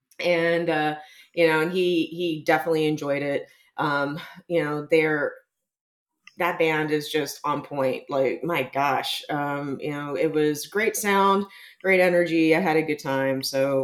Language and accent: English; San Antonio, Texas, United States; And I went and saw the … at the historic Aztec Theater here in my hometown of San Antonio.